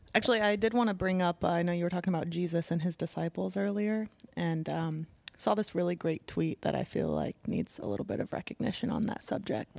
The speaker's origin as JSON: {"language": "English", "region": "Midwest", "country": "United States", "tie": "born or raised there", "moved": "yes", "said": "my hometown"}